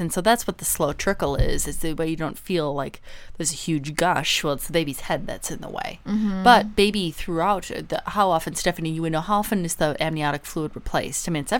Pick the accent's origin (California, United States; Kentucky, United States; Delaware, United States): California, United States; Yeah, I'm from Southern California. We call it taco.